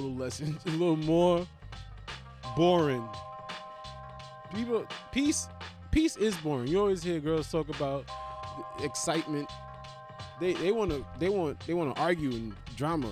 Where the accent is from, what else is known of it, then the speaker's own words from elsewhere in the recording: United States; I am from America